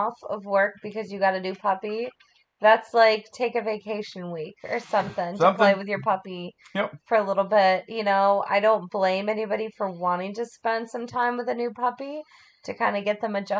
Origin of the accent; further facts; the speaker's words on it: North Carolina, United States; I grew up in North Carolina.